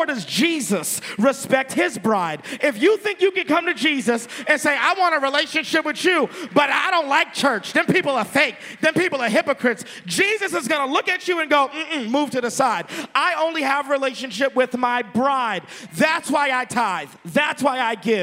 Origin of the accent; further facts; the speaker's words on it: Texas, United States; I'm from Texas